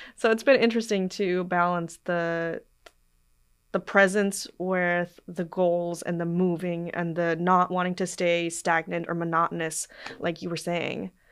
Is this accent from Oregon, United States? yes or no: yes; Portland, Oregon, United States; I'm from Portland, Oregon